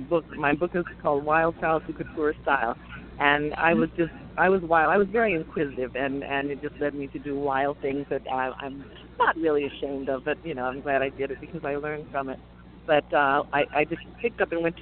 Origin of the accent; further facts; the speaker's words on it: Portland, United States; now in New York, United States; I grew up in Portland